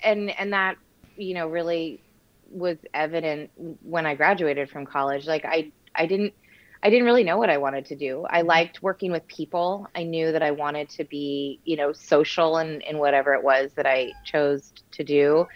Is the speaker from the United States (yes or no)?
yes; East Bay, Bay Area, California, United States; moved away as an adult; also born or lived in New York City; now in Portland, United States; I grew up in a pretty small town in the East Bay. So right on the other side of a big hill from Berkeley